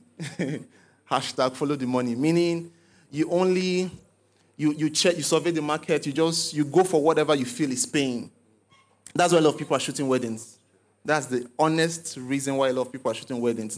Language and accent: English; Lagos, Nigeria; also born or lived in Abia State / Enugu State; I grew up in Lagos, but went to school in the East